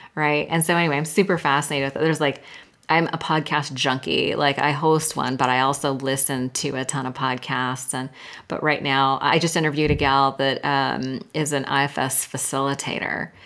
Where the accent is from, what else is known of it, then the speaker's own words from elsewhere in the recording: Silicon Valley, California, United States; I'm from Silicon Valley and I was in high tech sales